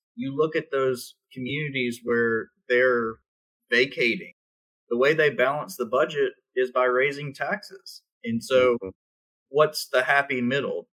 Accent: South Carolina, United States; I grew up in South Carolina when textiles left the state, when the Navy left Charleston

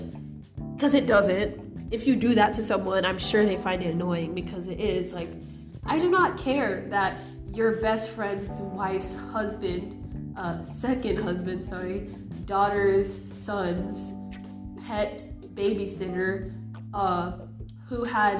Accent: United States; also born or lived in Nigeria; I was born in the United States

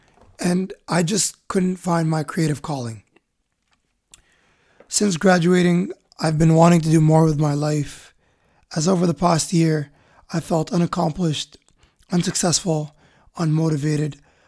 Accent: Misrata, Misrata District, Libya; English is a second language; moved away; I've made many countries and cities my home, but my heart belongs to my hometown, Misrata.

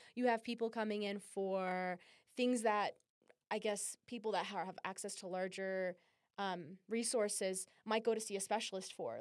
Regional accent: California, United States; now in Utah, United States; I'm from California as well

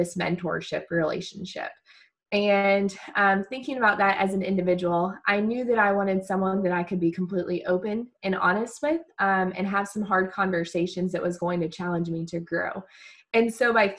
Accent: Virginia, United States; I'm from the state of Virginia

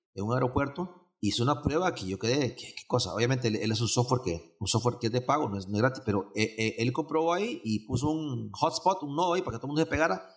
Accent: Honduras; now in Costa Rica; yo soy de Honduras, este, Vivo en Costa Rica desde el 93

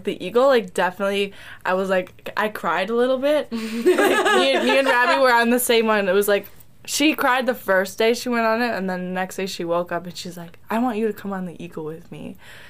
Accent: Wisconsin, United States; where do you think I'm from? And they said, oh, obviously Wisconsin.

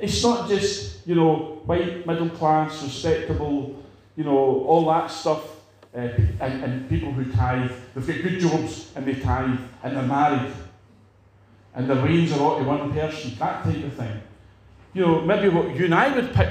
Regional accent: Edinburgh, Scotland, United Kingdom; I know where I came from Edinburgh.

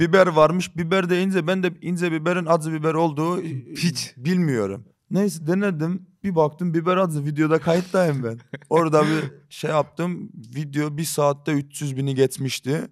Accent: Rize Province, Turkey; accent: Rize; moved away as an adult; now in Istanbul, Turkey; Doğma büyüme Rizeliyim. Burada doğdum, İstanbul'da doğdum ama 5 e, sene burada kaldım. Ondan sonra full Rize'deydim.

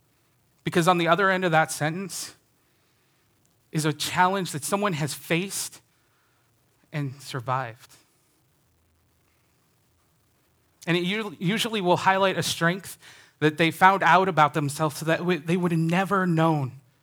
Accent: Indiana, United States; I grew up in Northern Indiana, a Chicago Cubs fan.

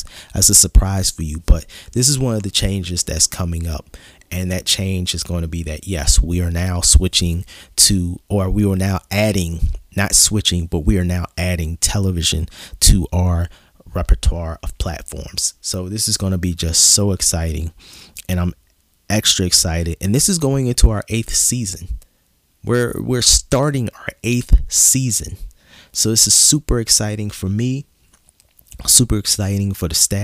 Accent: Philadelphia, Pennsylvania, United States

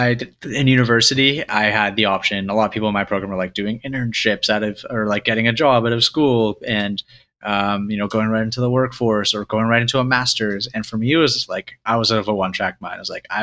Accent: Canada; I grew up in Canada

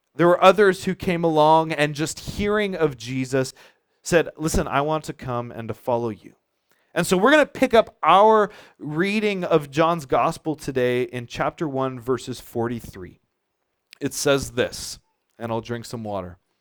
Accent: Charlottetown, Prince Edward Island, Canada; now in Montague, Canada; I grew up in Charlottetown

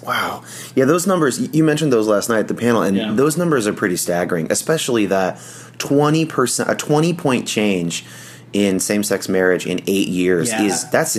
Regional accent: San Jose, California, United States; I was from California. But I even want to retell it in that voice because I was an evangelical in San Jose, California

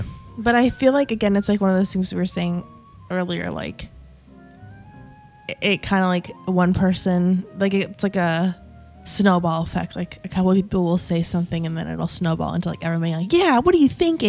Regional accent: Maramureș County, Romania; moved away; Now, I'm originally from Romania, from a region called Maramures.

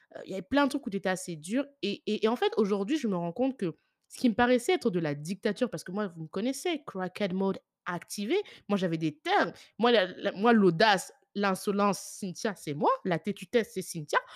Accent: France; now in Ireland; je suis née en France

